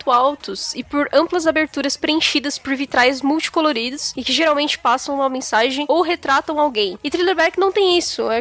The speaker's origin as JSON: {"language": "Portuguese", "town": "Patos", "region": "Paraíba", "country": "Brazil", "said": "estudante de arquitetura e urbanismo. Sou de Patos, Paraíba, e vim falar sobre uma pequena canelada de vocês."}